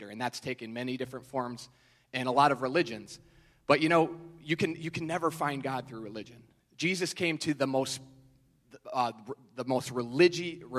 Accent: New York, United States; I'm from New York

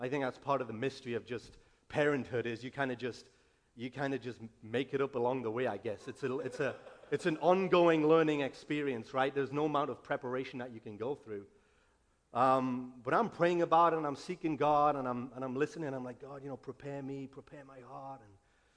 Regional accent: England, United Kingdom; moved away as an adult; now in United States; I'm from England. I've been in America 2 years now

